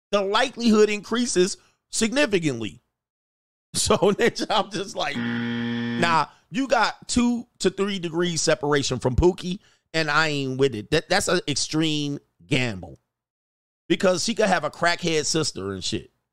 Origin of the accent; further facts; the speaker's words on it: United States; we as an American culture